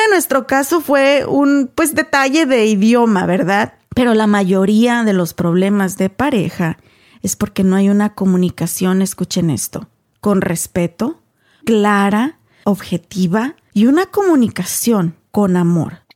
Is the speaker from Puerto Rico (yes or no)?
no; Mexico; first language Spanish; yo bien mexican